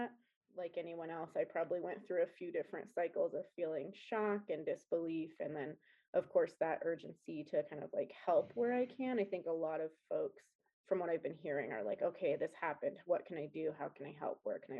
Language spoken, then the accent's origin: English; Colorado Springs, Colorado, United States; I am originally from Colorado, Colorado Springs